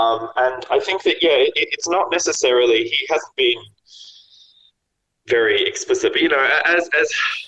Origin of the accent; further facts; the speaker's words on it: Australia; He and I both being Australian.